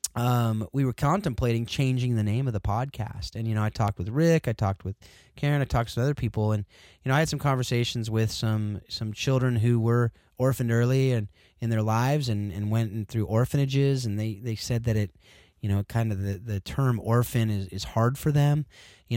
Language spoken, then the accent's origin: English; Southern California, United States; now in Northern California, United States; I grew up in Southern Cal